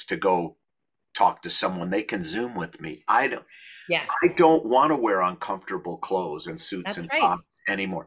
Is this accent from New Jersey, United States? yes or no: no; Minnesota, United States; moved away; where I grew up in Minnesota